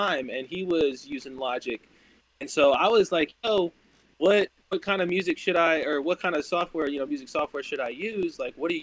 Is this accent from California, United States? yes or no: yes; Los Angeles, California, United States; I grew up in Los Angeles